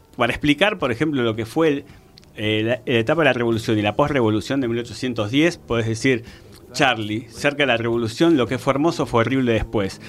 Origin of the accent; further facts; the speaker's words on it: Mar del Plata, Buenos Aires Province, Argentina; moved away; also born or lived in Spain; yo soy Mar de Plata